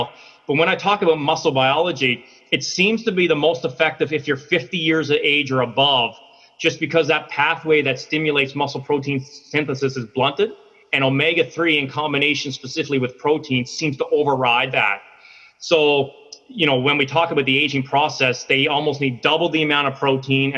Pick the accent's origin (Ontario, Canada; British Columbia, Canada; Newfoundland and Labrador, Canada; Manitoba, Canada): Newfoundland and Labrador, Canada; moved away; I'm originally from Newfoundland on the East Coast